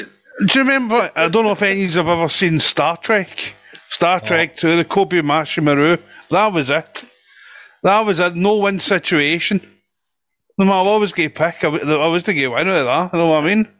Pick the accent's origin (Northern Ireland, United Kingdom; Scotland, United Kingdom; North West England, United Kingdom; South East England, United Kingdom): Scotland, United Kingdom; now in England; I'm Scottish.